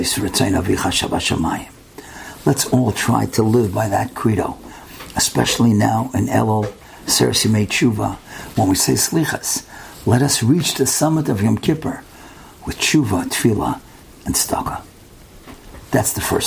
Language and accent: English; United States; I'm from America, I'm going back in 2-3 days.